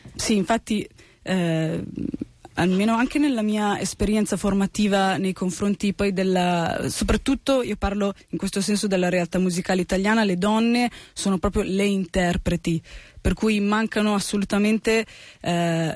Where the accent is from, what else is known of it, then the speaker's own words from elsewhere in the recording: Italy; first language Italian; also born or lived in United States; io sono italiana, sono, sono italo-americana, nel senso che sono nata negli Stati Uniti, eh, venuta in Italia che avevo 5 anni, per cui la mia ormai madrelingua ormai è l'italiano